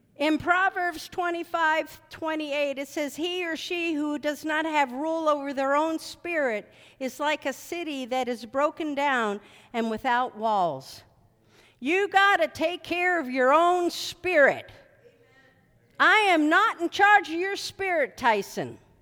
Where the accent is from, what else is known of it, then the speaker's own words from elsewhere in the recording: Philadelphia, Pennsylvania, United States; I was born in Philadelphia, and, uh, my mom made shoe fly pie all the time